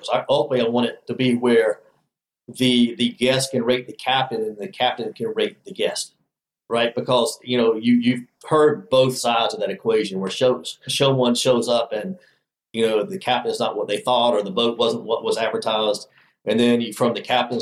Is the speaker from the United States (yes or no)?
yes; Alabama, United States; I grew up in Alabama